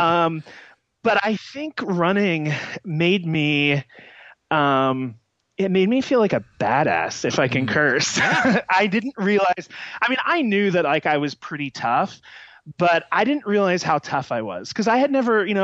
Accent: United States; I grew up outside of Kansas City

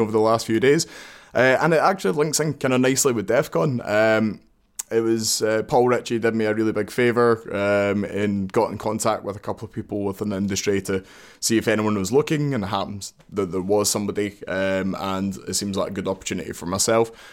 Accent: Glasgow, Scotland, United Kingdom; I'm from Glasgow, obviously

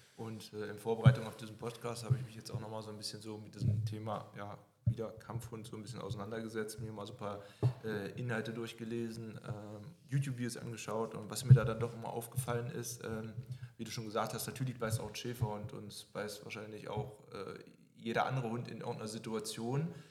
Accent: Germany; hier bei uns in Deutschland

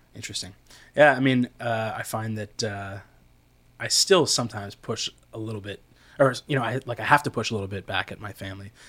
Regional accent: Canada; I am such a Canadian

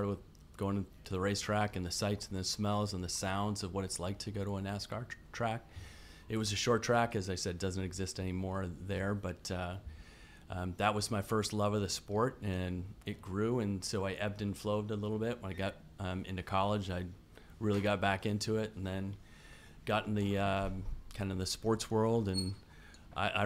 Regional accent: Burlington, Vermont, United States; I grew up in Burlington, Vermont

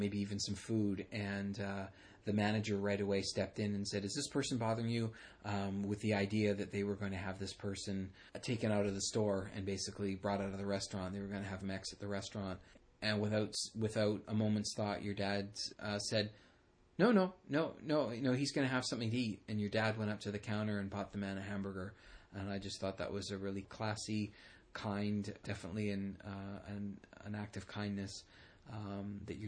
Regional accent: Burnaby, British Columbia, Canada; we grew up in Burnaby, I lived further east from your dad

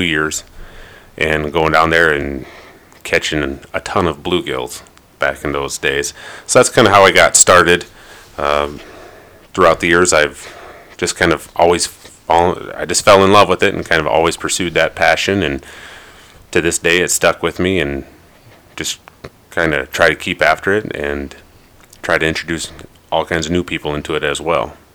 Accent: Ellsworth, Minnesota, United States; I grew up in Ellsworth, Minnesota

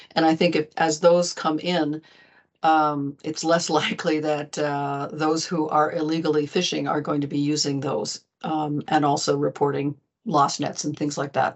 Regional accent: United States; now in Arendal, Norway; as one American, I'm living here in Arundel, Norway

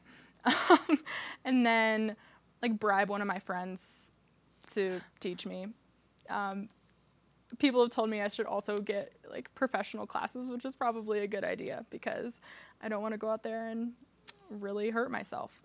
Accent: Iowa, United States; moved away as an adult; also born or lived in St. Louis, Missouri; now in Aspen, United States; I'm from the Midwest. I'm from Iowa. I grew up in Iowa

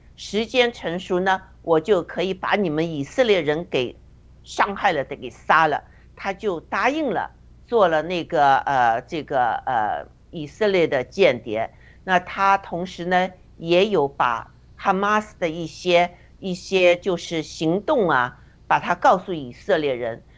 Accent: China; 就像我们在中共中共国成长的人一样

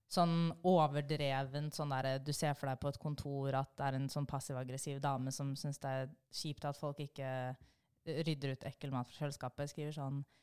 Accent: Bærum, Akershus, Norway; jeg kommer fra Bærum

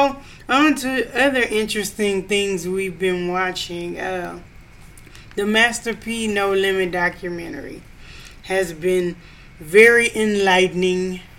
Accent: Louisiana, United States; moved away; I'm originally from Louisiana

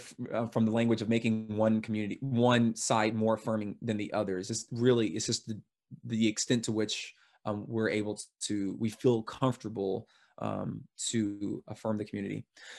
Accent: United States; I'm American.

